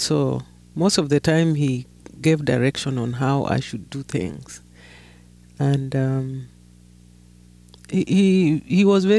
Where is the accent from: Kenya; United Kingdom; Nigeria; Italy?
Kenya; I grew up in Kenya, not in South Sudan